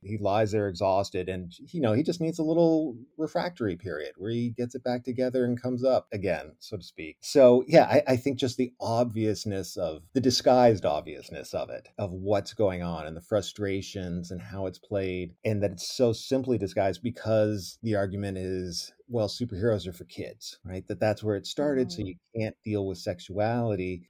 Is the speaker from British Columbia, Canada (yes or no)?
no; Ontario, Canada; now in United States; that wasn't my experience growing up in Ontario